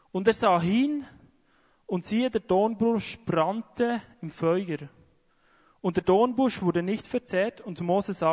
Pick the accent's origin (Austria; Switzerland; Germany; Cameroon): Switzerland; Wie ich ja gesagt glaube, speziell wir als Schweizer.